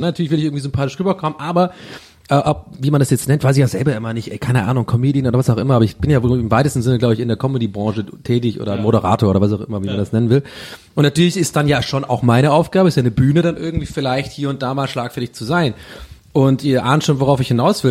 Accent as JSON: {"language": "German", "town": "Tübingen", "region": "Baden-Württemberg", "country": "Germany", "said": "bei uns gab es immer ähm, in Tübingen und der ganzen Umgebung"}